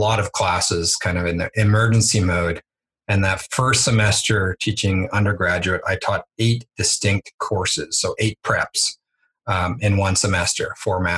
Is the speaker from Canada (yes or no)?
yes; Canada; moved away as an adult; also born or lived in Edmonton; now in Mexico; growing up in Canada